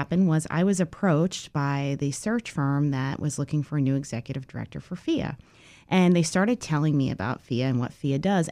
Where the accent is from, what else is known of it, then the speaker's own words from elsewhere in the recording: New York, United States; moved away as an adult; now in Washington, D.C., United States; I'm originally from New York, and I came down to D.C. about 20 years ago